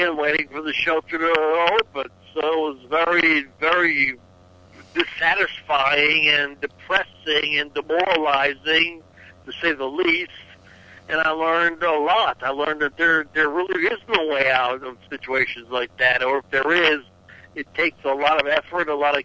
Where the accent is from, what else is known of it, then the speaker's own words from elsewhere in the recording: New Orleans, Louisiana, United States; also born or lived in Vienna, Austria; now in Los Angeles, United States; I was born in a sabbatical in Vienna, Vienna, Austria. But I grew up in New Orleans